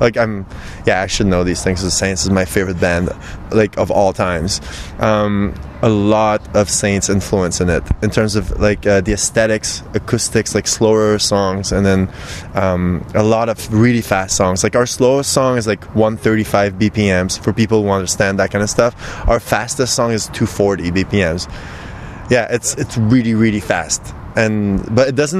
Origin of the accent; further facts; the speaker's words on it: Sorel-Tracy, Quebec, Canada; now in Montreal, Canada; my hometown, Sorel